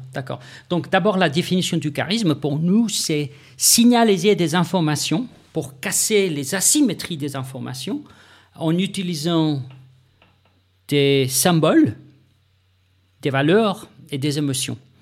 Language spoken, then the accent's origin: French; South Africa; moved away; Je viens de l'Afrique du Sud